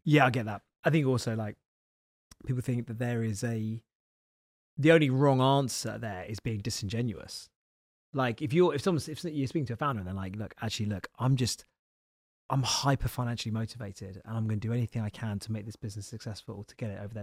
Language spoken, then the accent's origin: English; Isle of Wight, South East England, United Kingdom; now in London, United Kingdom; I'm literally the most southern person you can be, 'cause I'm from the Isle of Wight.